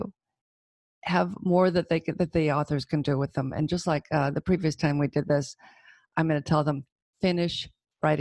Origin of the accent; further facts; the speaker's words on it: Auburn, California, United States; I grew up in Auburn. Well, after I was 12, we moved there, so I went to Sac State